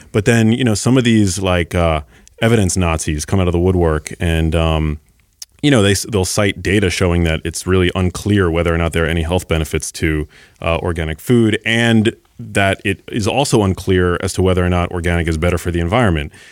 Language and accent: English; New York City, New York, United States; I grew up in New York City